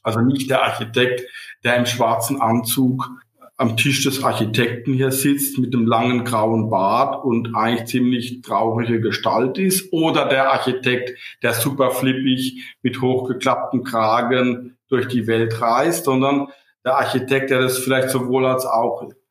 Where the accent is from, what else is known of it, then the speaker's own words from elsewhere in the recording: Rhineland-Palatinate, Germany; now in Cologne, Germany; bin ein Pfälzer, bin kein Kölsch, ja, und bin ja in der Nähe geboren worden